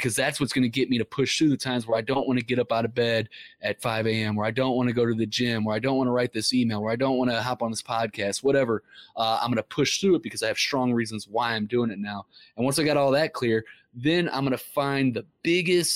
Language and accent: English; Ferguson, Missouri, United States; we grew up in Ferguson, Missouri